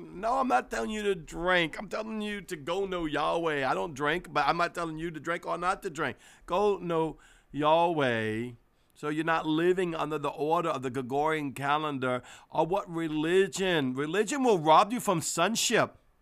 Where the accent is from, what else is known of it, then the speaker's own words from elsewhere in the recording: New Orleans, Louisiana, United States; we're from New Orleans